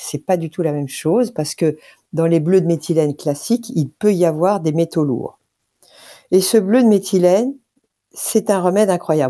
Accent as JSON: {"language": "French", "country": "France", "said": "nous en tant que Français"}